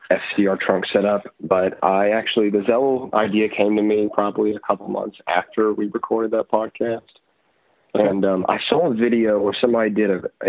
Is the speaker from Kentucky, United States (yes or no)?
yes; Louisville, Kentucky, United States; also born or lived in Richmond, Kentucky; my hometown of Louisville, Kentucky